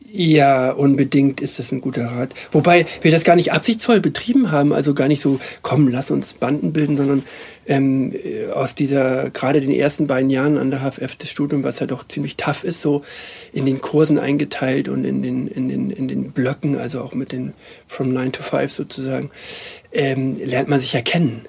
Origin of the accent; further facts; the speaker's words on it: Hamburg, Germany; moved away as an adult; now in Munich, Germany; ich bin ja in der Zeit in Hamburg aufgewachsen und gelebt